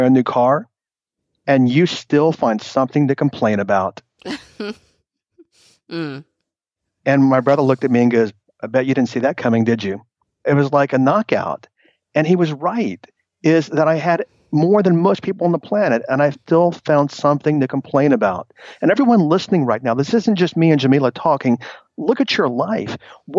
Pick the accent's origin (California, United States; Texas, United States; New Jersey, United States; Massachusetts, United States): Texas, United States; moved away; also born or lived in New York City; I moved back to Texas, 17 years ago. So I moved back from New York City